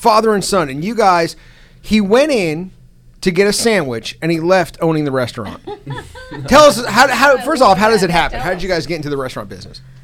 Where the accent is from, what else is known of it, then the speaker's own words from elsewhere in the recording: Tampa, Florida, United States; now in Lexington, United States; I grew up in Tampa